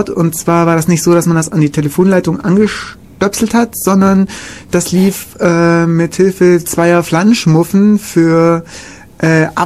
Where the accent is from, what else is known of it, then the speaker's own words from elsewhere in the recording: Kaufbeuren, Bavaria, Germany; in meiner Heimatstadt Kaufbeuren gab es irgendwie auch eine.